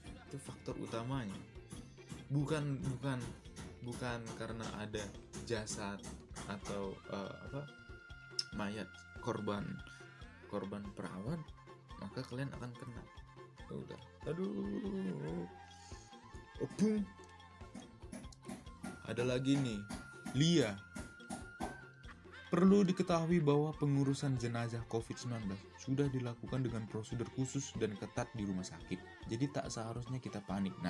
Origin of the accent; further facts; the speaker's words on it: Medan, North Sumatra, Indonesia; now in Bandung, Indonesia; saya ini asli Medan asli Medan tapi orang tua sekarang ada di Riau di Riau dan ya sekarang saya tinggal di Bandung untuk kuliah dan saya sebenarnya orang Karo